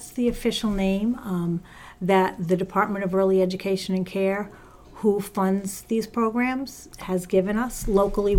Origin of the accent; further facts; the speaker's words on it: Seekonk, Massachusetts, United States; also born or lived in north of Boston; now in Attleboro, United States; I grew up in Seekonk, obviously not too far away, only the next town.